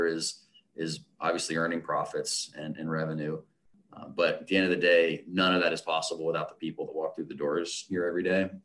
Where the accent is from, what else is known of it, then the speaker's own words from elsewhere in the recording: Ohio, United States; also born or lived in Florida; I've been in Ohio or near Ohio for most of my life